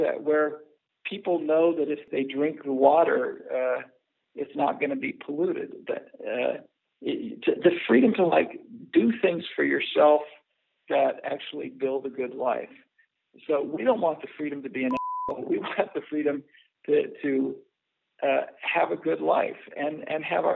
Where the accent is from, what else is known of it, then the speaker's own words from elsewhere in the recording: Nebraska, United States; I spent much of my life in rural America. I'm from Nebraska